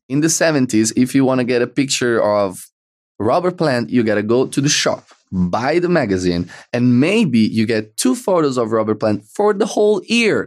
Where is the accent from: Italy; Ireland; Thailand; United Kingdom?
Italy; accent: Italian; English is a second language; we're Italian